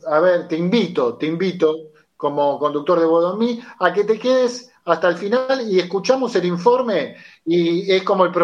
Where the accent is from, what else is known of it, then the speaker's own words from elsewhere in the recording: Buenos Aires, Argentina; also born or lived in Liniers, Buenos Aires; Vivo también eh, por la zona, me crié en Matadero, pero vivo en Liniers